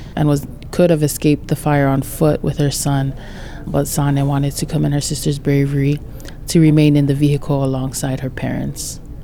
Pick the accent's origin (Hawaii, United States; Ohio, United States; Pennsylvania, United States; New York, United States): Hawaii, United States; Lahaina; I was born and raised in Lahaina side